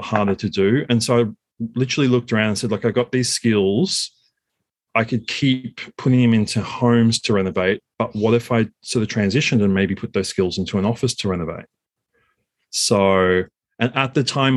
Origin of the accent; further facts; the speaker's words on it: Sydney, New South Wales, Australia; also born or lived in Kyiv, Ukraine; born and raised in Sydney